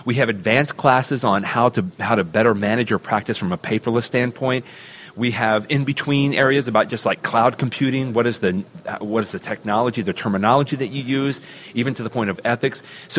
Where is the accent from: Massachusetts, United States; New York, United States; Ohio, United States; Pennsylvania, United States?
Ohio, United States; Cleveland; I'm actually from Cleveland, Ohio now, because I have to clarify that, of course, my Cleveland friends would not be happy with that.